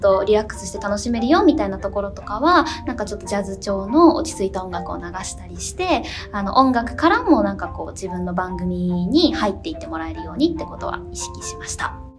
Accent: Meguro, Tokyo, Japan; 私の地元目黒区

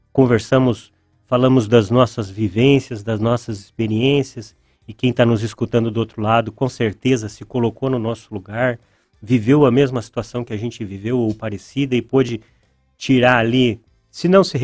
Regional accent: Pelotas, Rio Grande do Sul, Brazil; moved away as an adult; also born or lived in São José dos Pinhais, Brazil; now in Ponta Grossa, Brazil; Eu sou natural de Pelotas, no Rio Grande do Sul. Estou no Paraná desde 2008. Morei por nove anos e meio em São José dos Pinhais, do ladinho ali de Curitiba.

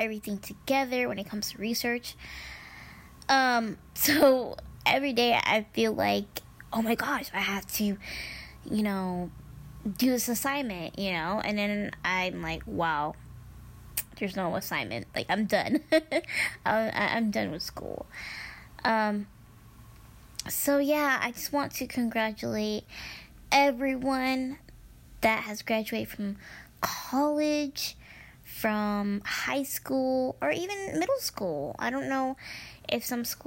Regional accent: Midwest, United States; born or raised there; first language Spanish; English is a second language

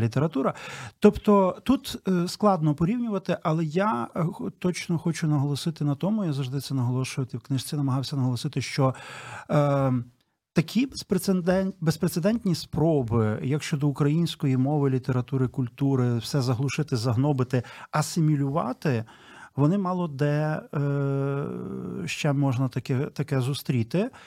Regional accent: Ternopil, Ternopil Oblast, Ukraine; я сам з Тернополя

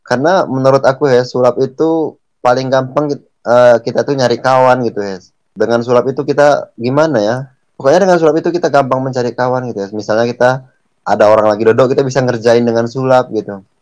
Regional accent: Aceh, Indonesia; moved away as an adult; also born or lived in Medan; now in Batam, Indonesia; uh, kita aslinya dari Aceh sih.

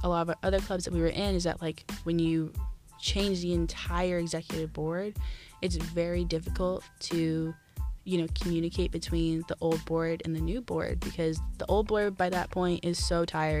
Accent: Columbus, Ohio, United States; moved away as an adult; I am born and raised from Columbus, Ohio.

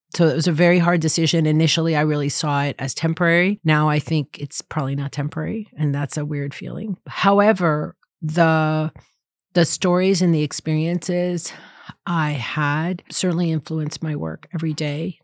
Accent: East Coast, United States; moved away as an adult; now in Berkeley, United States; I grew up on the East Coast

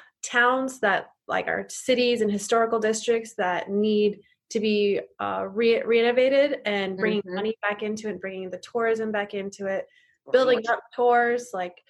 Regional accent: Butte, Montana, United States; now in California, United States; I'm originally from Montana. So my hometown Butte, Montana.

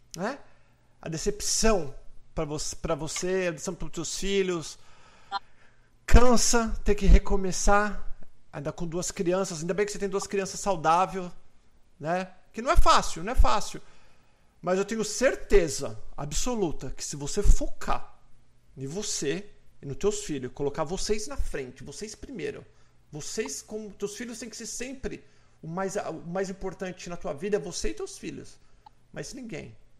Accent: Brazil; now in United States; nós somos brasileiros.

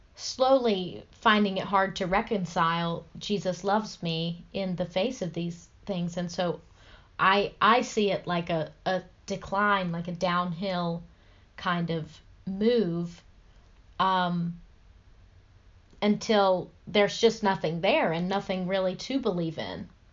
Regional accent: the South, United States; growing up in the South

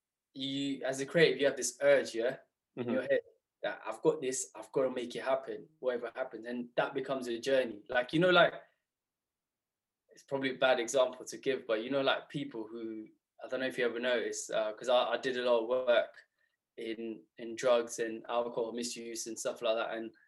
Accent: Southall, London, United Kingdom; growing up in Southall, as you know, surrounded by the old community.

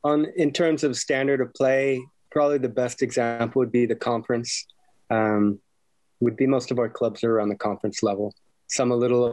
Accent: Temecula, California, United States; really wanting to help things here back in my hometown of Temecula where I grew up.

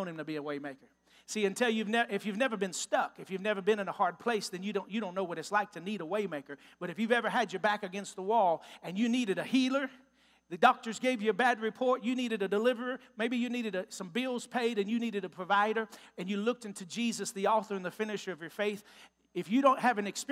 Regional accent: Texas, United States; moved away as an adult; now in Newtown, Ohio, United States; I'm from Texas. If you can't tell from my accent yet, I'm a Texas boy

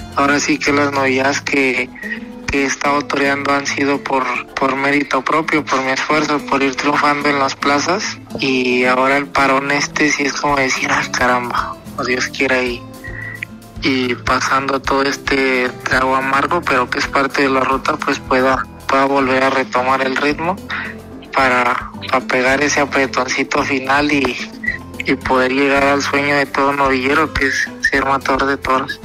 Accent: Zacatecas, Mexico; soy, de Zacatecas, Zacatecas de capital

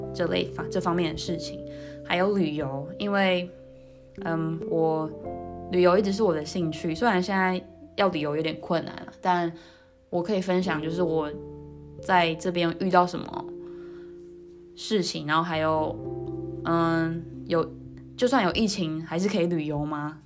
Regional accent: Taiwan; moved away as an adult; also born or lived in New Taipei; now in Netherlands; 从小是在台湾长大。那大学的时候，原本读文化大学日文系

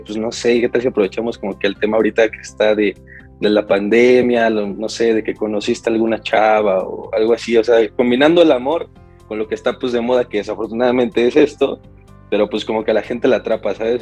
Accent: Mexico; yo soy mexicano, 100% mexicano

